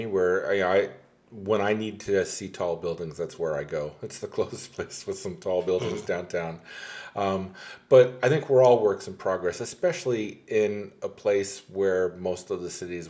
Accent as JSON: {"language": "English", "area": "Hudson Valley", "region": "New York", "country": "United States", "tie": "born or raised there", "moved": "as an adult", "lives_now": "Lake Worth, United States", "said": "where I grew up in the Hudson Valley, where it had been settled in the 1600s. And, you know, the town I grew up in was part of the Revolutionary War."}